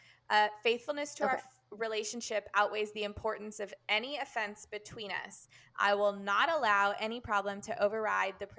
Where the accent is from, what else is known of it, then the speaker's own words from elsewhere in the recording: Harlingen, Texas, United States; now in Paris, France; I grew up in Christian Fellowship Church Harlingen in the Rio Grande Valley, and now I live in Paris